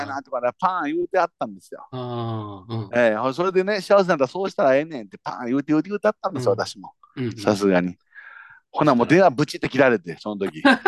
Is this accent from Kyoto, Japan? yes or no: yes; Kyoto, Japan; 京都の方、いや、 京都ですよ